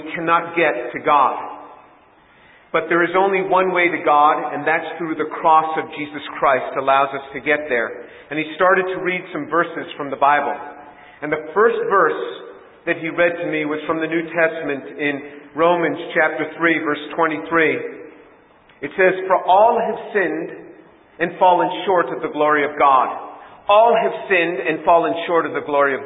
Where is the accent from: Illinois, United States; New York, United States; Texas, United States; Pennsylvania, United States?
New York, United States; New York City; I grew up in New York City